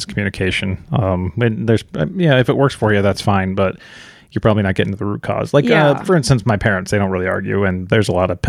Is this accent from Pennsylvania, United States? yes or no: no; Chicago, Illinois, United States; We came from Chicago, so we know them pretty well.